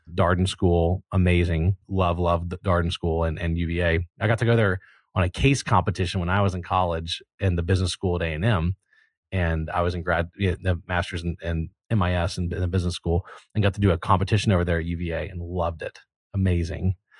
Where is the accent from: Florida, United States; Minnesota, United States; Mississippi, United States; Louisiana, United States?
Louisiana, United States; also born or lived in Texas; I was born in Louisiana